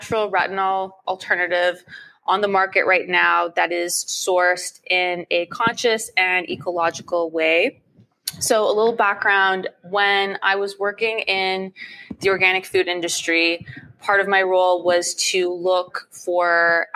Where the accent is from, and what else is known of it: Ottawa, Ontario, Canada; born or raised there; moved away as an adult; now in Toronto, Canada